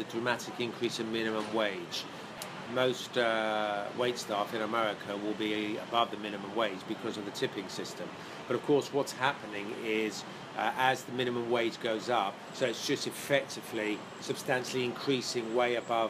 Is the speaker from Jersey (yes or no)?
yes; Jersey; moved away as an adult; now in United States